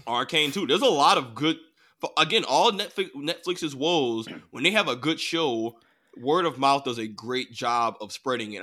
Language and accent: English; United States; I grew up in America